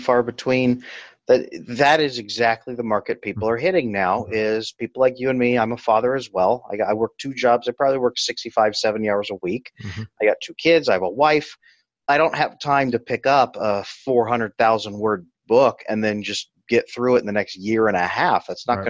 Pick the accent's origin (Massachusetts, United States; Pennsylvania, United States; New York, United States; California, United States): California, United States; Central Valley of; I grew up in the Central Valley of California